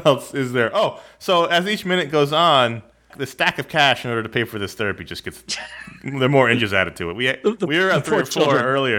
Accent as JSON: {"language": "English", "region": "New York", "country": "United States", "tie": "born or raised there", "moved": "yes", "lives_now": "California, United States", "said": "Well, I lived in New York. When I grew up in New York, it was superintendent. Out here in California, it's more commonly the building manager."}